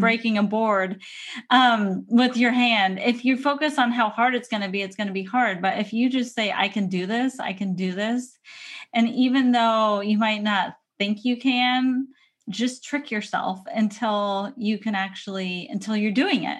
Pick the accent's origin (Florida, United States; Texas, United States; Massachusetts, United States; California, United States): California, United States; San Diego; moved away as an adult; now in Portland, United States; you live in a place where I grew up for probably thirty years